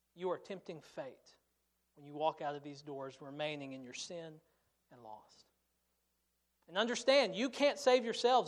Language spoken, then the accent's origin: English; United States; as American Christians